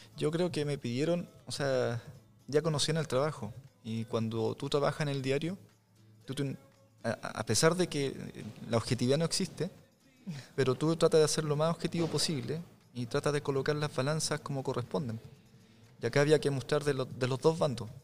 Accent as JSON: {"language": "Spanish", "town": "Tomé", "region": "Biobío", "country": "Chile", "tie": "born or raised there", "also_born_or_lived": "Lota, Chile", "said": "Yo soy nacido, criado en Tomé, y en Lota"}